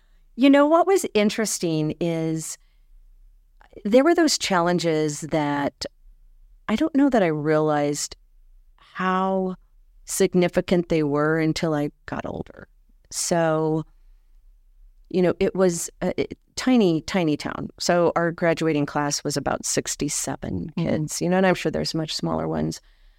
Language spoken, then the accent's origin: English; Ignacio, Colorado, United States; So I hail from Ignacio, Colorado, which, like you said, in the southwestern corner